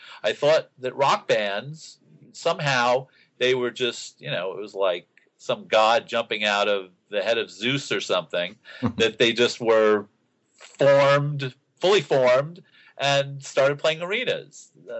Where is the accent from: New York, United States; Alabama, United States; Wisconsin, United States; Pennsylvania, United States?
New York, United States; New York City; my involvement at the time growing up in Queens, it wasn't until the end of the period that I write about, 75, 76, 77, which were my high school years, where I began getting into the city and seeing shows.